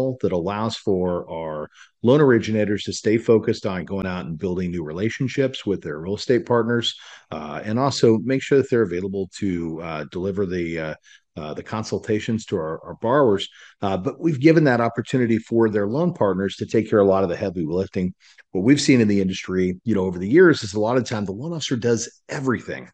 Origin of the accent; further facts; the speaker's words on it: Salina, Kansas, United States; moved away as an adult; now in Dallas, United States; I grew up in Salina, Kansas. Moved out to Dallas